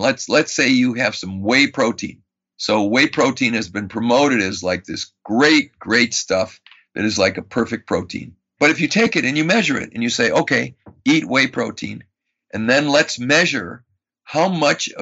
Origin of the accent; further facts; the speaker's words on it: Madison, Wisconsin, United States; I grew up in Madison, Wisconsin, and I was a Boy Scout.